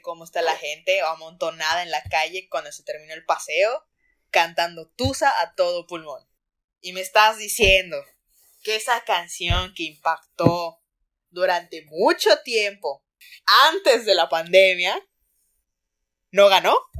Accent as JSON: {"language": "Spanish", "town": "Cozumel", "region": "Quintana Roo", "country": "Mexico", "said": "yo soy de Cozumel"}